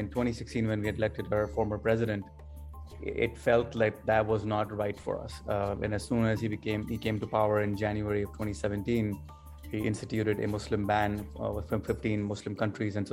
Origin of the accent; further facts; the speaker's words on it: Canada; moved away as an adult; also born or lived in Pakistan; now in United States; I was born in Pakistan and moved to Canada when I was 10 years old with my family for better business and better educational opportunities, and then subsequently moved to the United States in 1999. So I was about 19 years old.